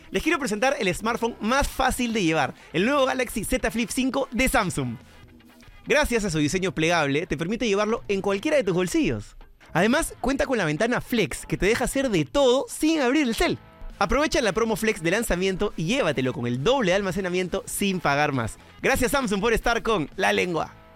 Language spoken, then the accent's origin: Spanish; Peru; como peruano